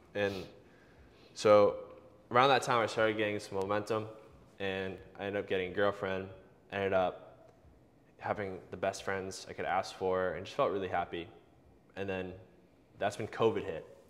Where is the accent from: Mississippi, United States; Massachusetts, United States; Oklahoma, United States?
Massachusetts, United States; Boston; I grew up locally in the Boston area